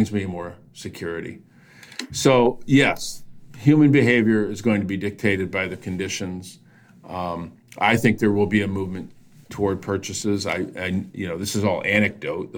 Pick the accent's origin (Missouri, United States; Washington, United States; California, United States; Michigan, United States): Michigan, United States; Flint; my hometown of Flint